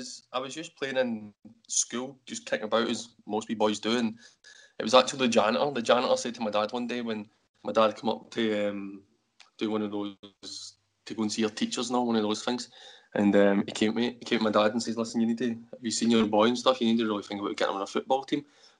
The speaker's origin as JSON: {"language": "English", "town": "Coatbridge", "region": "Scotland", "country": "United Kingdom", "said": "I'm from Coat Bridge"}